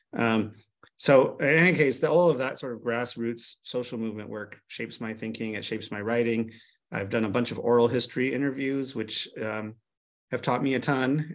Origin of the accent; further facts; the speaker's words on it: Nevada, United States; my home state of Nevada